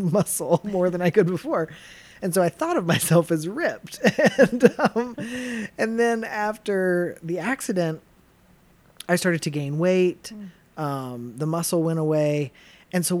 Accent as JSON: {"language": "English", "town": "Chattanooga", "region": "Tennessee", "country": "United States", "tie": "born or raised there", "said": "I grew up in southeastern Tennessee"}